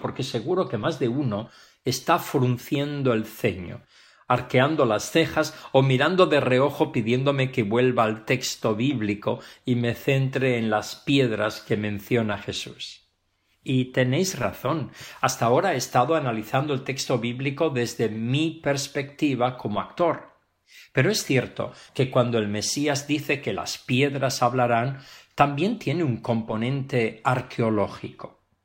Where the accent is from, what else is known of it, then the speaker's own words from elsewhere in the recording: Pravia, Asturias, Spain; now in Barcelona, Spain; En mi Asturias querida y concretamente en Pravia, en la villa donde yo nací